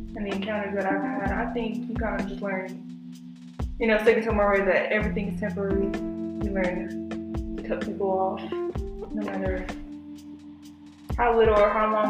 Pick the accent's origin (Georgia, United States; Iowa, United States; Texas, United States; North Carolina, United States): Georgia, United States; growing up in Georgia